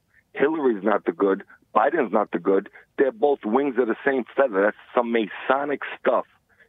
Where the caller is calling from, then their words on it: New York City, New York, United States; I'm calling from New York.